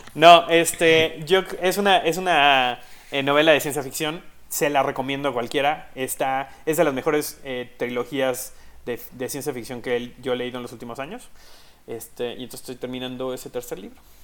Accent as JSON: {"language": "Spanish", "town": "Tecomán", "region": "Colima", "country": "Mexico", "tie": "born or raised there", "moved": "yes", "lives_now": "Mexico City, Mexico", "said": "soy mexicano. Este, nací en el gran estado de Colima. Este, en un lugar que se llama Tecomán"}